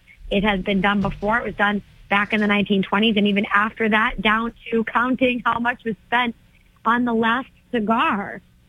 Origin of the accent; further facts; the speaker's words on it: Methuen, Massachusetts, United States; also born or lived in Lawrence, Massachusetts; I come from a working class family. I grew up in Methuen. I grew up in Lawrence. I was raised by a single mom.